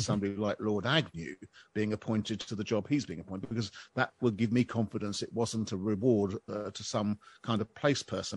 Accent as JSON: {"language": "English", "country": "United Kingdom", "said": "I'm a Brit"}